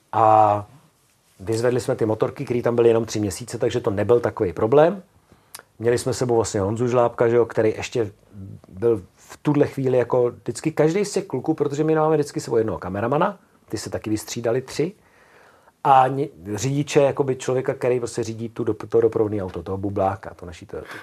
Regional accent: Czechia; My třeba jako Češi

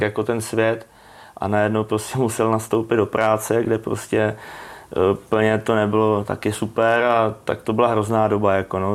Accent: Czechia; jsem po škole chodil vždycky na letiště, tam u nás v Brodě

